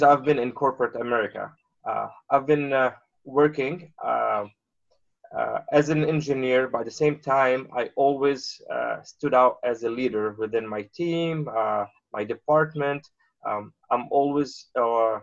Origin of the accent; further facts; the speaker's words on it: Beirut, Beirut Governorate, Lebanon; moved away as an adult; now in United States; So I grew up in Beirut. I was born in Beirut, Lebanon